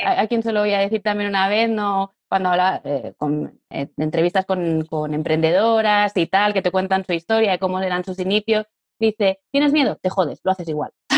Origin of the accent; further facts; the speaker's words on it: Catalonia, Spain; now in Madrid, Spain; Yo soy catalana, vivo en Madrid y estoy casada con un valenciano